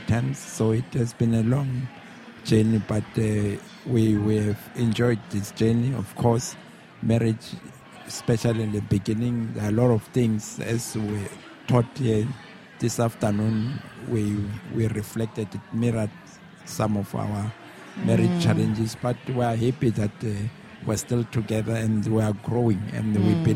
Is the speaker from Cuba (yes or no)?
no; Pretoria, Gauteng, South Africa; We are from Pretoria